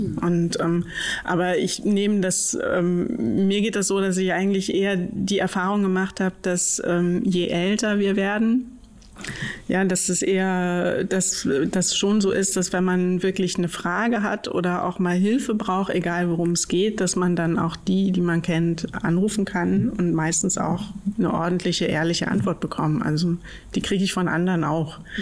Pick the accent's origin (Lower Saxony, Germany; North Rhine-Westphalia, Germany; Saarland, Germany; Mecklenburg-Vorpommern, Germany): Mecklenburg-Vorpommern, Germany; now in Berlin, Germany; ich komme aus Mecklenburg